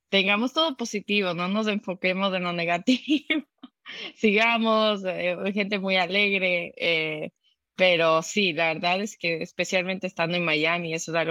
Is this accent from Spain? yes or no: no; Dominican Republic; also born or lived in United States / Ecuador; yo nací en Estados Unidos, crecí en la República Dominicana, pero es lo que más se siente en mis raíces, la verdad.